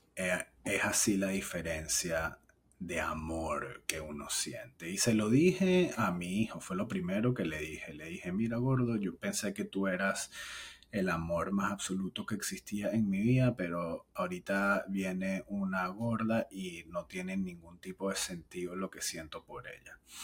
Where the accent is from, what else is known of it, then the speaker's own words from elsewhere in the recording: Venezuela; moved away; en nuestro país, en mi país natal